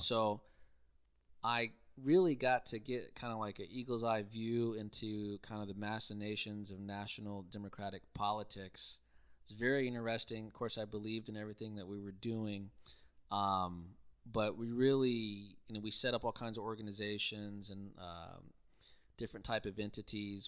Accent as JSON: {"language": "English", "town": "Houston", "region": "Texas", "country": "United States", "tie": "born or raised there", "also_born_or_lived": "College Station, Texas", "moved": "as an adult", "said": "born and raised in Houston, uh, from the Southwest part in Richmond, Rosenberg"}